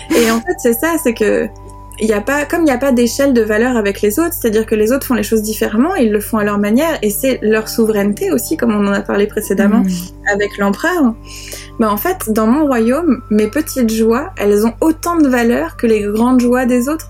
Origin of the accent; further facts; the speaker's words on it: France; accent: French; avec mon accent de grenouille française